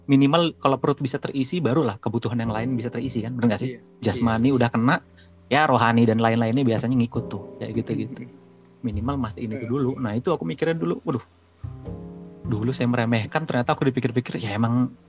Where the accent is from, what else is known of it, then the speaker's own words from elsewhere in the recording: Kalimantan, Indonesia; kalau aku ya yang di daerahku dulu